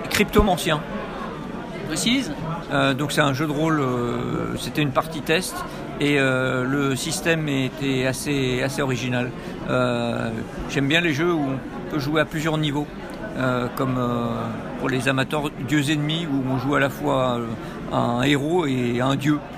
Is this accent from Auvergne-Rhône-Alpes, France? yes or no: yes; Lyon, Auvergne-Rhône-Alpes, France; Lyon et je joue sur table euh, exclusivement.